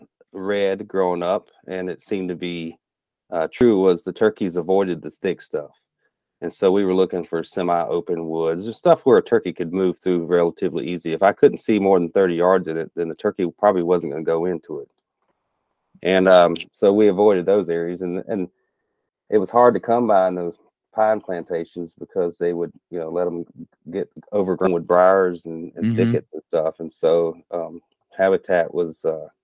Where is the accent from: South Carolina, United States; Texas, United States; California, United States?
South Carolina, United States; Rock Hill; moved away as an adult; also born or lived in Charleston, South Carolina; now in Minnesota, United States; I grew up in South Carolina was in the upstate, near Rock Hill, South Carolina. Charleston was just where I was born